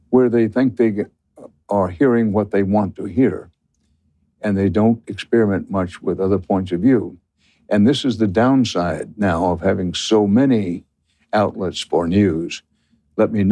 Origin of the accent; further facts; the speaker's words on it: Missouri, United States; Well, I'm raised from Missouri.